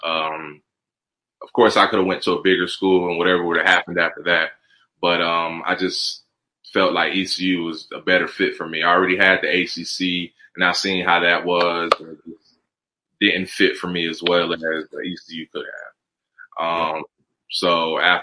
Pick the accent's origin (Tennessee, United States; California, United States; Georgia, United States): Georgia, United States; Columbus; also born or lived in New Jersey; I'm from Georgia, so that the country is normal to me